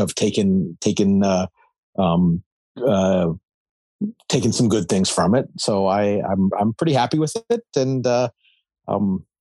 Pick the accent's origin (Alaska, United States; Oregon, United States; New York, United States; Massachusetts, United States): Alaska, United States; Anchorage; moved away; I'm originally from Anchorage, Alaska.